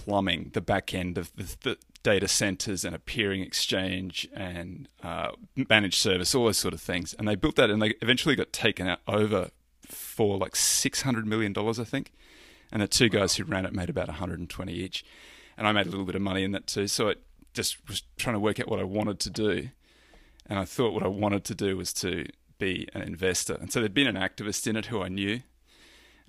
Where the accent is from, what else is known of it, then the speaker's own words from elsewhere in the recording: Roma, Queensland, Australia; I grew up in a little country town in the Australian outback, Roma